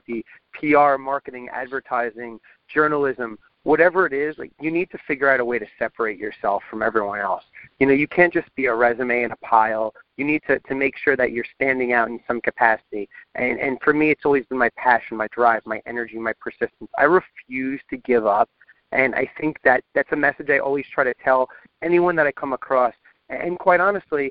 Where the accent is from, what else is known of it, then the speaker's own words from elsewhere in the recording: Long Island, New York, United States; I grew up on Long Island.